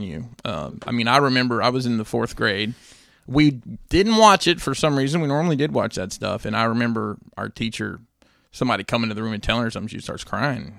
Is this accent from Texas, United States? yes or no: no; Alabama, United States; growing up in Alabama